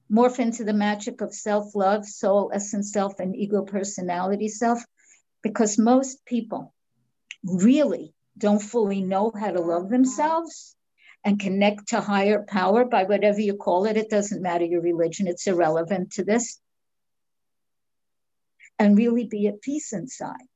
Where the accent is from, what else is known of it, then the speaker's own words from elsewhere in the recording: New York, United States; That's how you know I'm from New York.